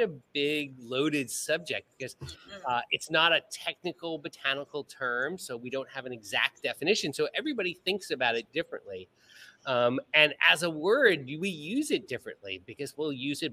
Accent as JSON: {"language": "English", "region": "Southern California", "country": "United States", "tie": "born or raised there", "also_born_or_lived": "Ohio", "moved": "as an adult", "lives_now": "Bahamas", "said": "after a childhood of growing up in Southern California"}